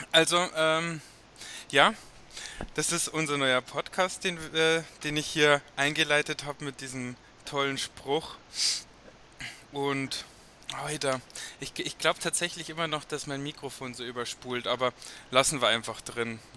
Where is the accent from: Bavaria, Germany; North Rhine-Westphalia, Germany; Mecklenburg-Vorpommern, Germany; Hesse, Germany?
Bavaria, Germany; Passau; für unsere Servus Berlin-Zuhörer, wir sind aus Passau ursprünglich.